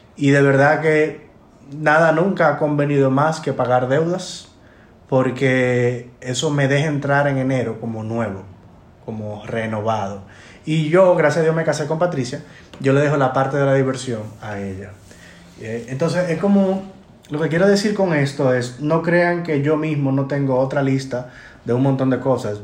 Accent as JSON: {"language": "Spanish", "country": "Dominican Republic", "said": "nosotros como dominicanos"}